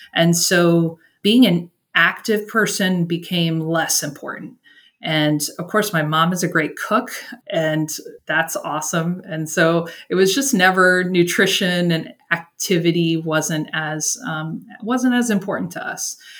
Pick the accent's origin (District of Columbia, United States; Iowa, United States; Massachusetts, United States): District of Columbia, United States; Washington; moved away as an adult; also born or lived in Northern Virginia; now in Brownsville, United States; I'm originally from Washington, D.C., in the Northern Virginia area.